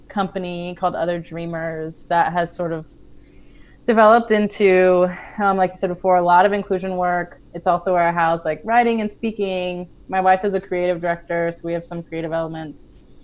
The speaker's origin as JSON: {"language": "English", "region": "Colorado", "country": "United States", "tie": "born or raised there", "said": "I actually grew up in Colorado"}